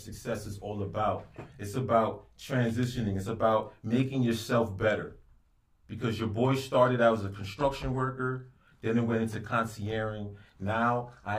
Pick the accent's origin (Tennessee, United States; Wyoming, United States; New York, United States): New York, United States; New York City; I'm from the Floss. We all from the Floss here.